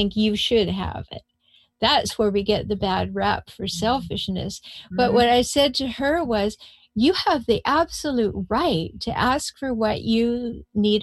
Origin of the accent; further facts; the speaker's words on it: Canada; moved away as an adult; now in United States; I come from Canada